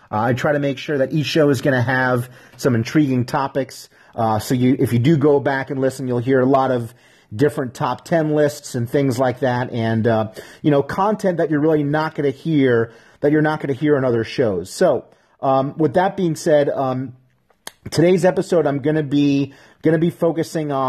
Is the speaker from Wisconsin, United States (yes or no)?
no; New York, United States; I'm from New York.